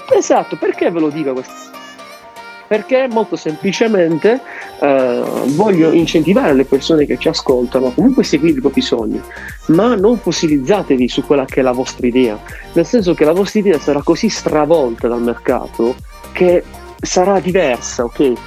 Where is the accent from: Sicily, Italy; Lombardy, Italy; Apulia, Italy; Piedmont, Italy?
Apulia, Italy; Bari; io sono di Bari